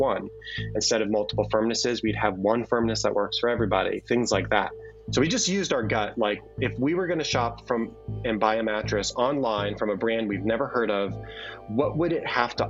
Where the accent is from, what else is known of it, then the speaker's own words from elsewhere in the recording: Bethlehem, Pennsylvania, United States; now in State College, United States; I grew up in the Bethlehem area in Pennsylvania